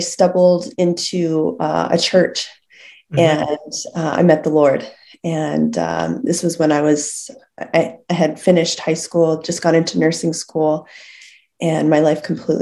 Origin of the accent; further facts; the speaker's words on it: Lethbridge, Alberta, Canada; I was born in Lethbridge.